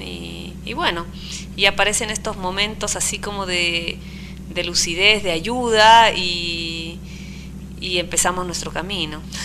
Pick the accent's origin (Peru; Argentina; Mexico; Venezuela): Peru; Arequipa; moved away; also born or lived in Trujillo, Peru; me fui a vivir a Arequipa, pero siento Arequipa como si fuera más mi mi lugar de nacimiento